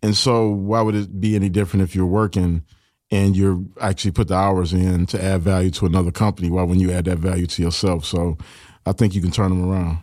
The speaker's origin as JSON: {"language": "English", "town": "Detroit", "region": "Michigan", "country": "United States", "tie": "born or raised there", "said": "I grew up in Detroit and, you know, it's a factory town"}